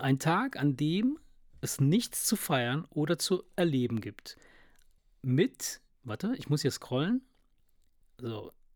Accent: Italy; moved away; in Italien, wo ich herkomme

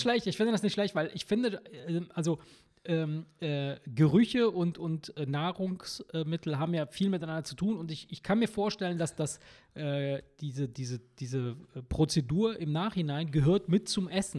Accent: Campania, Italy; now in Germany; da, wo ich herkomme, wirklich aus Kampanien

